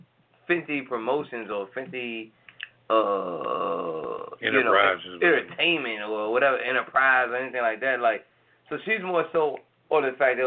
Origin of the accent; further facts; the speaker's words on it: Atlanta, Georgia, United States; this is our hometown. It's a hometown in Atlanta